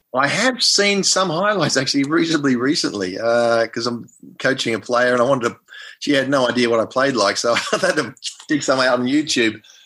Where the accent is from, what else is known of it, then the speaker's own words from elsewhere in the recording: Melbourne, Victoria, Australia; I was from Melbourne